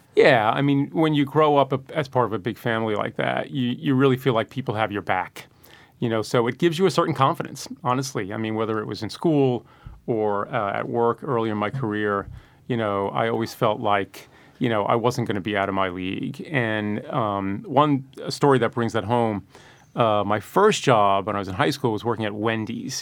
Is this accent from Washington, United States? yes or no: no; New York City, New York, United States; born or raised there